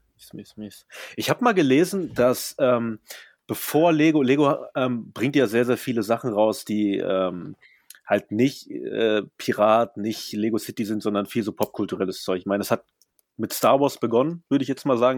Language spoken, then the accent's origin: German; Germany; ich bin ja immerhin in Deutschland aufgewachsen